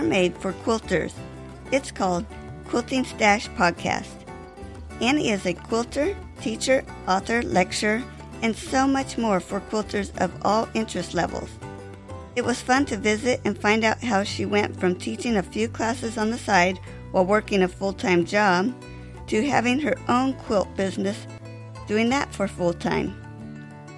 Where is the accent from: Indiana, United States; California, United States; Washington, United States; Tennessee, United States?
California, United States; Sonoma and Mendocino counties; now in Ohio, United States; I grew up in California